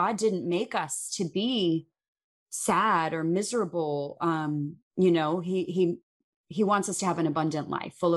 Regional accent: Chicago, Illinois, United States; grew up in Chicago. I grew up in the Midwest

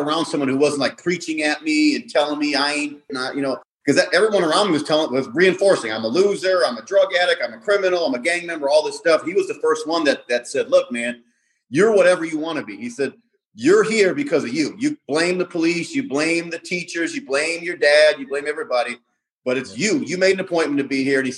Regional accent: Milwaukee, Wisconsin, United States; also born or lived in Chicago; I grew up in Milwaukee, on the south side of Milwaukee

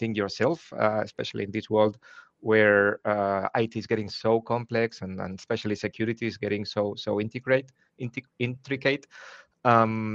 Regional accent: Spain; moved away as an adult; now in Germany; originally born and raised in Spain, but living in Germany for the last 22 years.

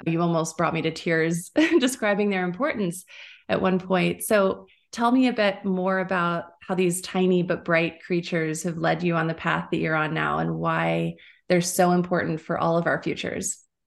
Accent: United States; I grew up in the United States

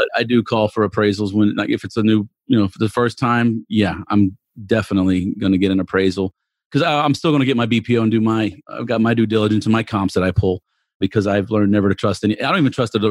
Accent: Texas, United States; accent: Texan; now in Katy, United States; I should say Texan more than English

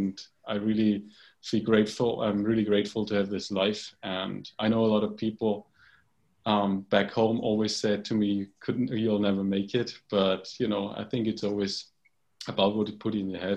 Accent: Bavaria, Germany; I grew up in Germany in a little village in Bavaria in the south of Germany

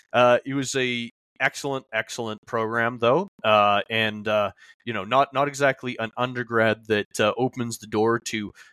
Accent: Calgary, Alberta, Canada; also born or lived in Montreal; I was born and raised here in Calgary

